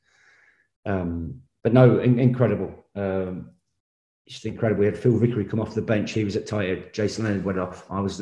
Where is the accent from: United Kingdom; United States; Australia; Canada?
United Kingdom; England; as an Englishman